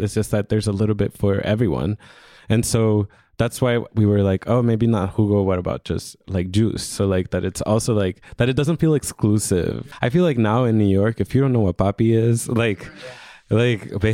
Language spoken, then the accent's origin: English; Honduras; moved away; I'm originally from Honduras